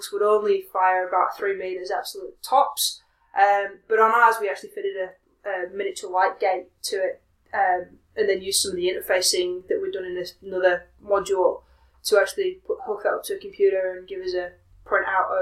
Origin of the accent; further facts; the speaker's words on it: Leeds, Yorkshire and the Humber, United Kingdom; moved away as an adult; also born or lived in Manchester; now in Australia; I grew up in Leeds in the north of England